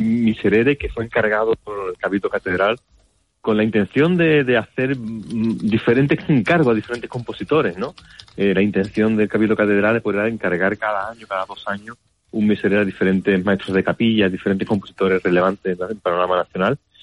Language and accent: Spanish; Seville, Andalusia, Spain; los que somos de Sevilla.